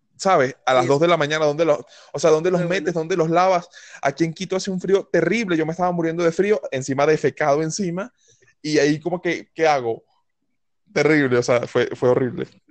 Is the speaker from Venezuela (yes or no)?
yes; Venezuela; moved away as an adult; decidí salir de Venezuela